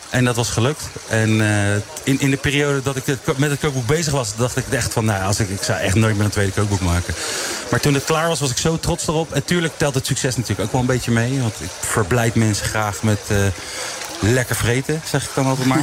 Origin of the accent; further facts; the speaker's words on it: The Hague, South Holland, Netherlands; geboren en getogen in Den Haag, echt Haagenees.